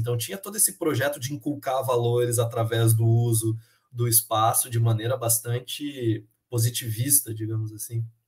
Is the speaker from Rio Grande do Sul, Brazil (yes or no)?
no; Chapecó, Santa Catarina, Brazil; moved away; o lugar lá de onde eu vim, a cidade de Chapecó